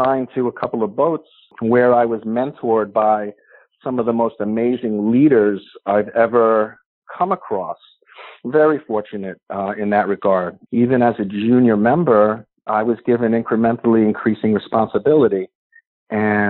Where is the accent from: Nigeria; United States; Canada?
United States; Long Island, New York; I grew up on Long Island, New York